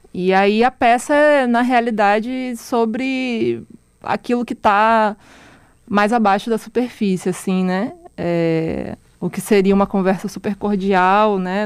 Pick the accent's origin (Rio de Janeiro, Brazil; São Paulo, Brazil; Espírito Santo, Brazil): Rio de Janeiro, Brazil; Araruama; also born or lived in Manaus, Amazonas; eu saí de Manaus muito nova, né? Eu, eu, nasci lá, mas eu cresci no interior do Rio de Janeiro, na cidade chamada Araruama